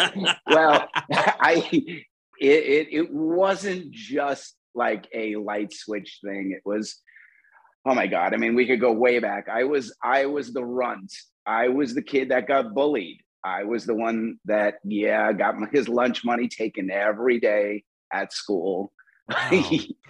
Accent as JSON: {"language": "English", "region": "New York", "country": "United States", "lives_now": "Los Angeles, United States", "said": "Like in New York, I came from New York, so it was, didn't say."}